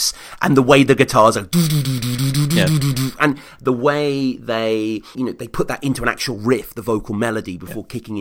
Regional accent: Birmingham, West Midlands, United Kingdom; my hometown

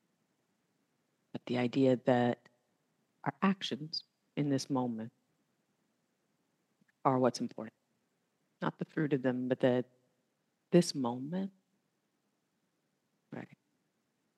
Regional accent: the South, United States; I am from the South

